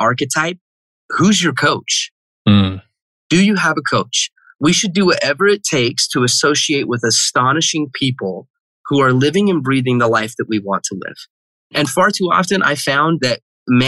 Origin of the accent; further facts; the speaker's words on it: Heber City, Utah, United States; I grew up in Heber City, Utah